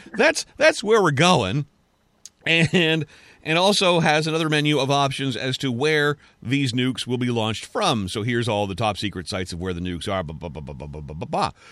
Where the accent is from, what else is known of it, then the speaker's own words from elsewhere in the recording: Canada; I'm a Canadian